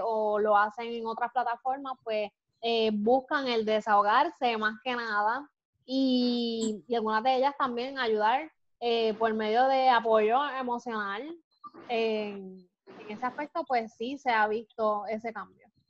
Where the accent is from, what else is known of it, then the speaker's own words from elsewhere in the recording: Puerto Rico; Como somos los puertorriqueños, más vivos